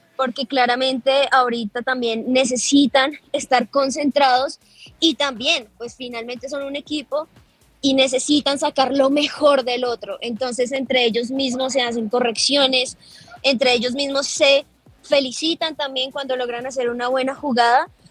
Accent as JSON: {"language": "Spanish", "country": "Colombia", "said": "como colombianos"}